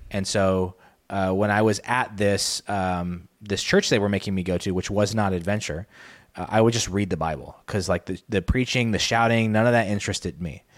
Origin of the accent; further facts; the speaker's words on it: Arizona, United States; I grew up in Arizona